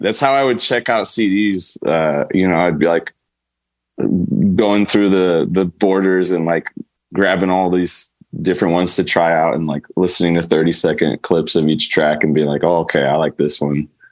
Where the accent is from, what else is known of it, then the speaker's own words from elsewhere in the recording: Pleasanton, California, United States; also born or lived in Canada / San Mateo; I grew up mostly in Pleasanton. So I, I, I grew up in the Bay Area